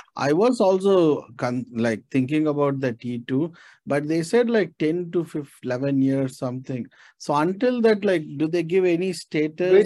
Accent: India; moved away; also born or lived in Australia; was born in India, but uh, I hold Australian passport

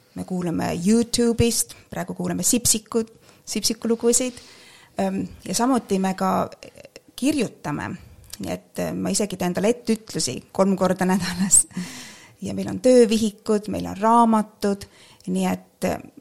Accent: Estonia; moved away as an adult; now in England, United Kingdom; mina olen kasvanud, tähendab Eestis

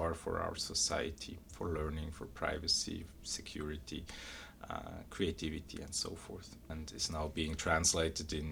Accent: Switzerland; moved away as an adult; I was born and raised in Switzerland

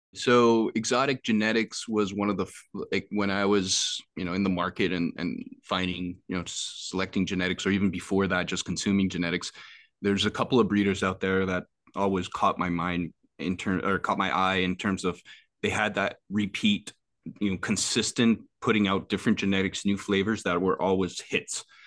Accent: Quebec, Canada; they're in my hometown.

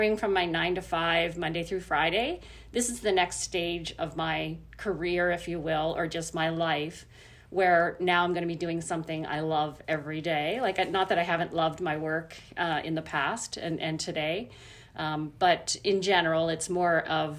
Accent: Nova Scotia, Canada; now in New Brunswick, Canada; I grew up in Nova Scotia

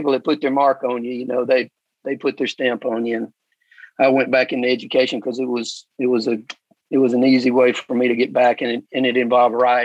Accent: Brownsville, Tennessee, United States; I'm actually living in a house I grew up

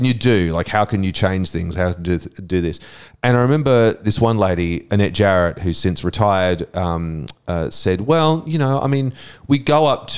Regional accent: Brisbane, Queensland, Australia; I grew up in Brisbane in the 1970s.

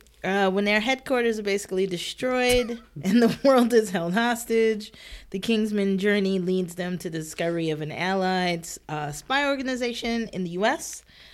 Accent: United States; while I'm American

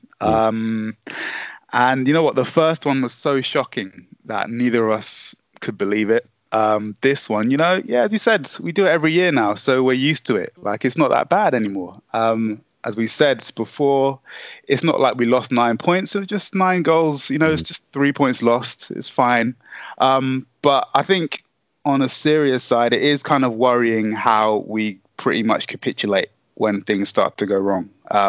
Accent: Southampton, South East England, United Kingdom; I was born and raised in Southampton

